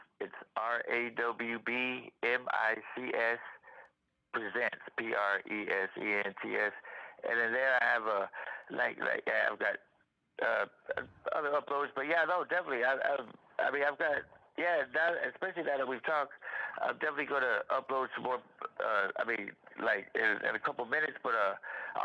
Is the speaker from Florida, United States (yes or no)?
yes; Miami, Florida, United States; moved away as an adult; now in Louisville, United States; I was raised in Miami, Florida